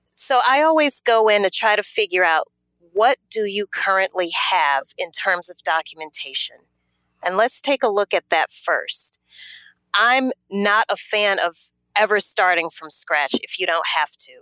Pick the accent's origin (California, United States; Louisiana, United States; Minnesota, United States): Louisiana, United States; moved away as an adult; also born or lived in New Orleans, Louisiana; now in Atlanta, United States; I am originally from Louisiana.